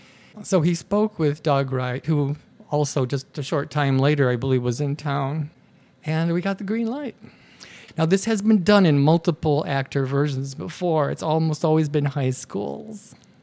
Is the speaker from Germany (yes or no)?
yes; Germany; We're from Germany.